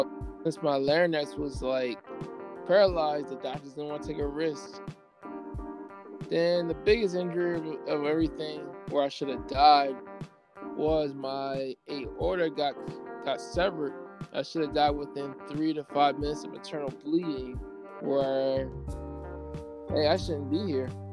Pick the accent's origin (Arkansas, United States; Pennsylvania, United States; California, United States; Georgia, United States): Pennsylvania, United States; Coatesville; also born or lived in Lancaster, Pennsylvania; I'm a native of Coastal Pennsylvania. I was born in Brandywine Hospital. I was in, enrolled in the school district of Coatesville area until 2001 when my mom decided to move to Lancaster